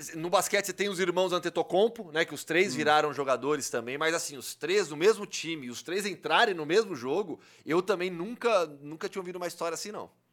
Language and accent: Portuguese; Brazil; eu sou do Brasil